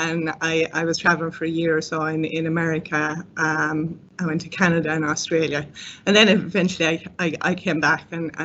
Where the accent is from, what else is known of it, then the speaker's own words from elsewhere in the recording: County Clare, Munster, Ireland; moved away as an adult; also born or lived in England / Dublin; Okay, I suppose I'm originally from County Clare.